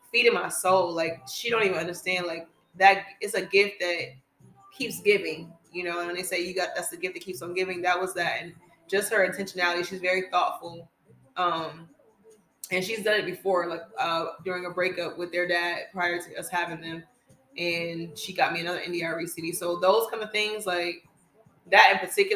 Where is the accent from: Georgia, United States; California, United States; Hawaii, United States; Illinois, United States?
Georgia, United States; Atlanta; moved away as an adult; now in North Carolina, United States; I was living back in my hometown of Atlanta